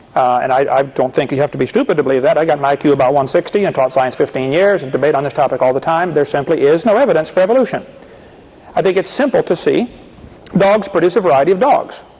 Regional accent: Illinois, United States; I, I come from Illinois, corn country.

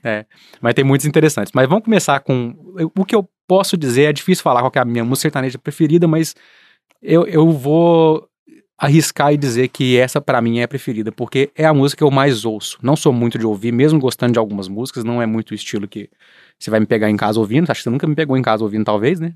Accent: central-west Minas Gerais, Brazil; moved away; a gente é do centro-oeste de Minas

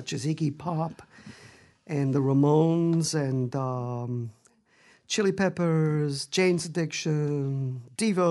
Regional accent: Italy; moved away; I was born in Italy, so I grew up listening to a lot of local music at the time, a lot of Neapolitan music

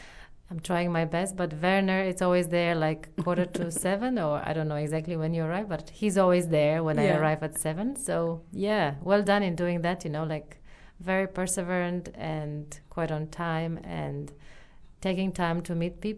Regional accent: Romania; now in New Zealand; I'm from Romania

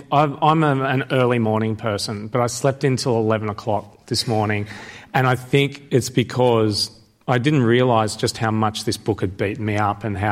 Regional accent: Sydney, New South Wales, Australia; I'm from Sydney

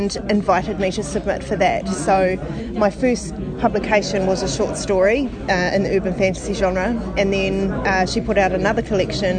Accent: Bay of Plenty, New Zealand; now in Hamilton, New Zealand; I was born in the Bay of Plenty in a small town

